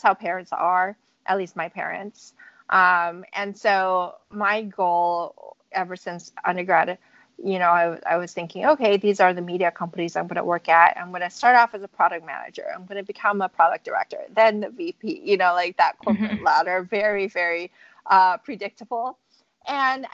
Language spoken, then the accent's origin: English; San Francisco, California, United States; So I grew up in California, in San Francisco